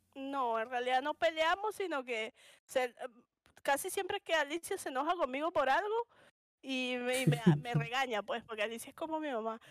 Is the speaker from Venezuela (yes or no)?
yes; Caracas, Capital District, Venezuela; accent: caraqueño; moved away as an adult; also born or lived in Punto Fijo; soy de Caracas